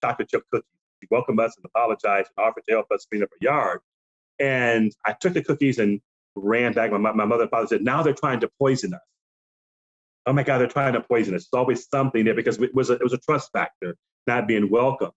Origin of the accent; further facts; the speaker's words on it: Michigan, United States; I was born and raised in Michigan